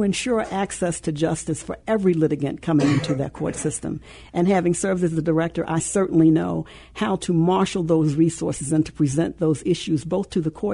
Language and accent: English; Maryland, United States; moved away as an adult; now in Illinois, United States; I was born and raised in Maryland